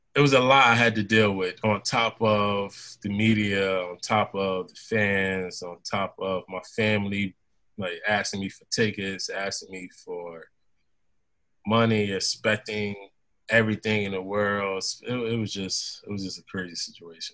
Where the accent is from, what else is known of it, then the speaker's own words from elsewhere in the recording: Philadelphia, Pennsylvania, United States; my hometown team